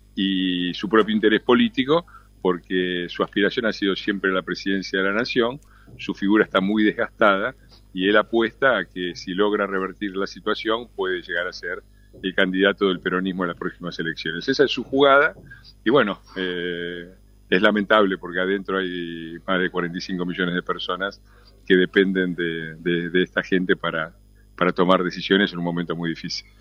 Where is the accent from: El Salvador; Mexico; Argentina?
Argentina; los argentinos, los argentinos estamos en todos lados